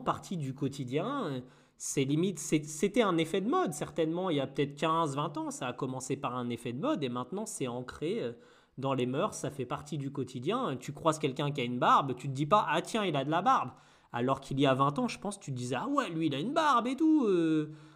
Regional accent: Normandy, France; je suis normand

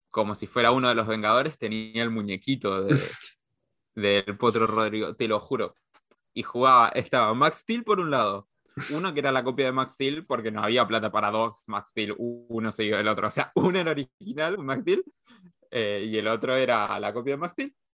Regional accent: Chaco, Argentina; No, porque en realidad yo sí soy chaqueño, pero soy chaqueño de otra parte.

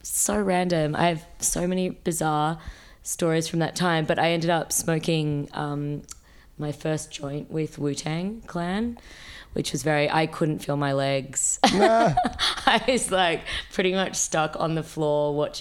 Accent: Sydney, New South Wales, Australia; moved away as an adult; also born or lived in New York; now in Melbourne, Australia; I grew up in Sydney.

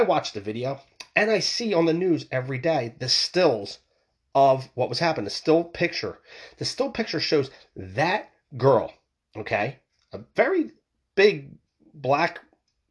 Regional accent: Philadelphia, Pennsylvania, United States; I'm from the Philadelphia area myself

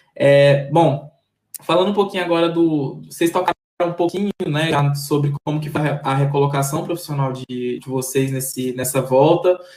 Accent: Maranhão, Brazil; eu sou maranhense

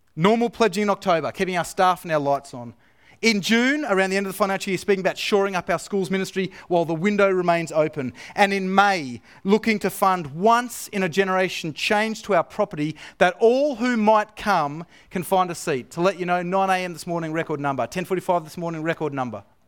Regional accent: Australia; moved away; deep down, I'm still Australian

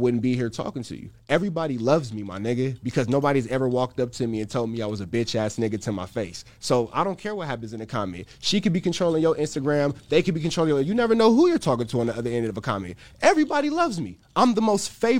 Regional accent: California, United States; moved away; I'm from California

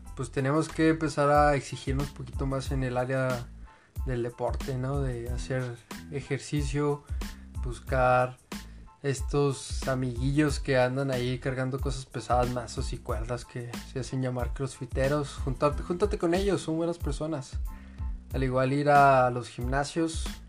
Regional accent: Mexico; pero nacimos en México

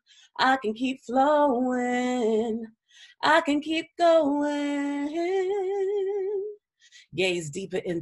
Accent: San Antonio, Texas, United States; I grew up mostly from the third grade on. I grew up on the northeast side of San Antonio. So same district all the way through

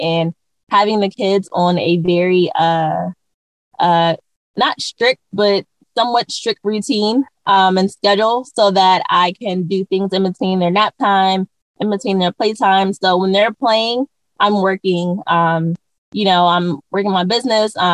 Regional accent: Maryland, United States; moved away as an adult; now in California, United States; I am originally from the East Coast. I'm from Maryland, and I moved to California probably about almost 5 years ago with my family

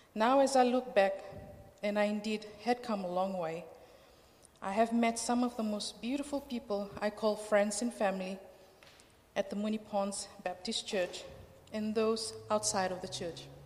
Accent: Fiji; moved away as an adult; now in Australia; I'm from Fiji, um, Fiji Islands

